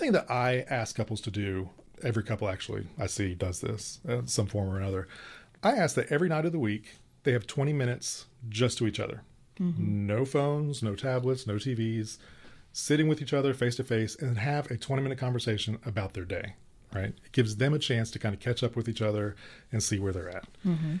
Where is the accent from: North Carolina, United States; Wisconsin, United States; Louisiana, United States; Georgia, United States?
Georgia, United States; Stone Mountain; I grew up in Stone Mountain. Corpus Christi is my parish growing up.